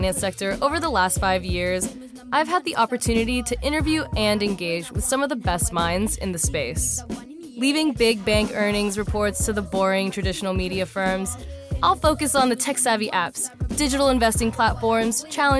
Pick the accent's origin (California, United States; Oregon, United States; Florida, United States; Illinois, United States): California, United States; Mission Viejo; moved away; I'm originally from Mission Viejo